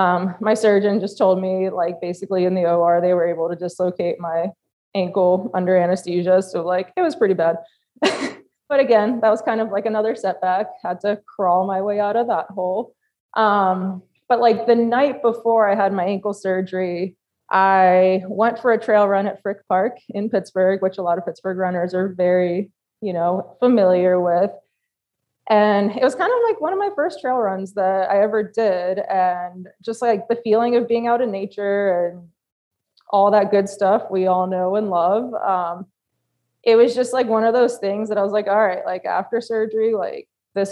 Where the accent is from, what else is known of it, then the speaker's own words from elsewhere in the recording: Poland; now in United States; I actually flew to my home country of Poland to celebrate